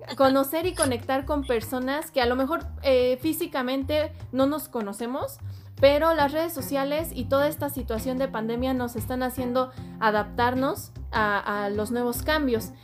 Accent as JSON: {"language": "Spanish", "region": "Querétaro", "country": "Mexico", "said": "yo soy de Querétaro"}